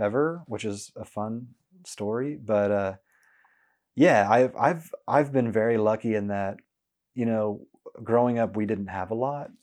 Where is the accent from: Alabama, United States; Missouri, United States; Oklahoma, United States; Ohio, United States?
Oklahoma, United States; Norman; now in Oklahoma City, United States; growing up in Norman